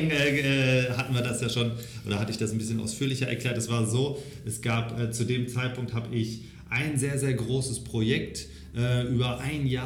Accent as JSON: {"language": "German", "town": "Xanten", "region": "North Rhine-Westphalia", "country": "Germany", "tie": "born or raised there", "said": "ich bin aufgewachsen in ganz klassischen, einfachen Verhältnissen am Niederrhein. Ähm, vielleicht hier in der Gegend kennt man den archäologischen Park Xanten, mhm. äh, sagt dem einen oder anderen vielleicht ja was. Da bin ich aufgewachsen"}